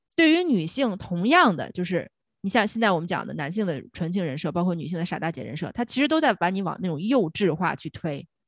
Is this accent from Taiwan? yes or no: no; China; 作为中国人